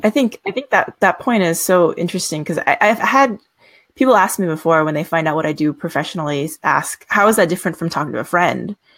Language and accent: English; United States; we both happen to be Asian American